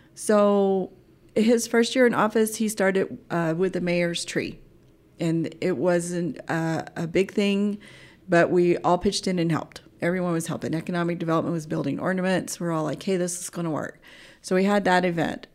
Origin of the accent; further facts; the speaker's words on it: Oklahoma, United States; moved away as an adult; also born or lived in Anchorage, Alaska; now in Mountain Home, United States; I would spend summers in, uh, Anchorage and, and school years in Oklahoma